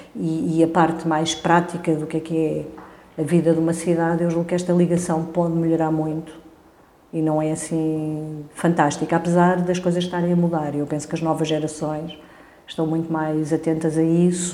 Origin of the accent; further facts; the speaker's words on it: Lisbon, Portugal; aquela área à volta da Avenida da Igreja, as escolas onde eu andei, Avenida de Roma, Avenida do Brasil, foi, foi onde eu vivi a minha infância